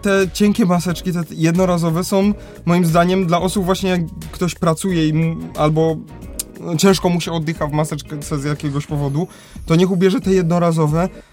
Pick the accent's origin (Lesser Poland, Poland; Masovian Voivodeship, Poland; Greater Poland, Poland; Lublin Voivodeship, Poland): Lesser Poland, Poland; Kraków; u nas w Krakowie